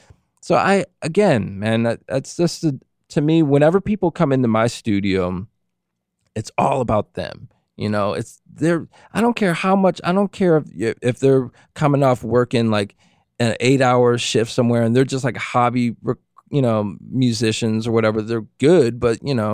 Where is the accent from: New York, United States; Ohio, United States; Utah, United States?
New York, United States; Buffalo; moved away as an adult; also born or lived in Woodstock; now in Massachusetts, United States; I'm from Buffalo, New York originally. And then when I graduated high school, I moved to New York City.